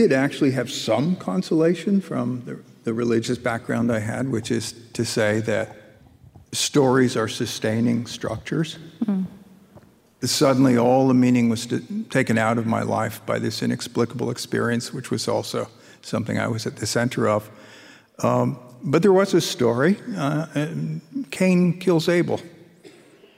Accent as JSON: {"language": "English", "area": "rural Hudson Valley", "region": "upstate New York", "country": "United States", "tie": "born or raised there", "said": "I grew up in upstate New York, rural Hudson Valley"}